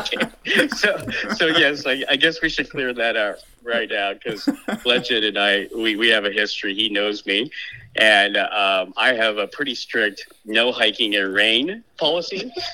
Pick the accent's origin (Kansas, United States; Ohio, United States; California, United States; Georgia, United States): Kansas, United States; moved away; also born or lived in Thailand / Adirondacks, New York; I grew up in Kansas